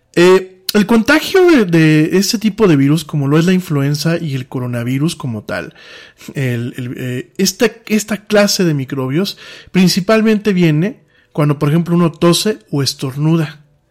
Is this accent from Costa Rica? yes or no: no; Mexico; aquí en mi país